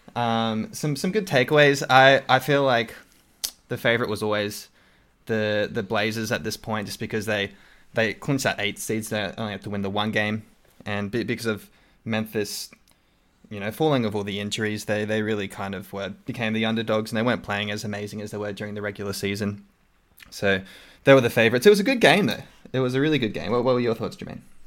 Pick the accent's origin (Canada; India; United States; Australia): Australia; accent: Australian; my Australian accent